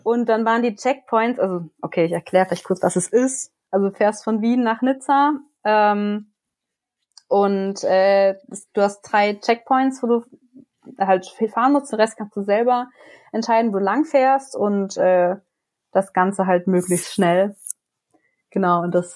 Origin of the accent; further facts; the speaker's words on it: Germany; now in Grenoble, France; in meiner Heimatregion